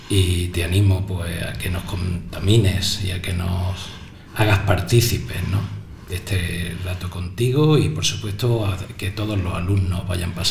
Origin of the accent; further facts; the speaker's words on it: Ojíjares, Andalusia, Spain; Yo vengo de, de zona rural, yo vengo de pueblo, yo vengo